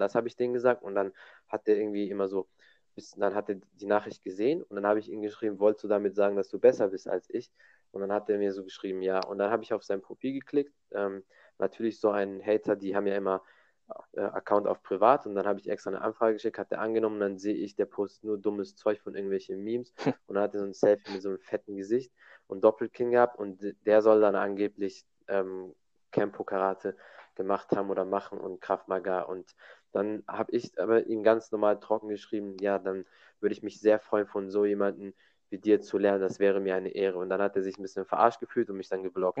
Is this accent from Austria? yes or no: no; Germany; bei uns in Deutschland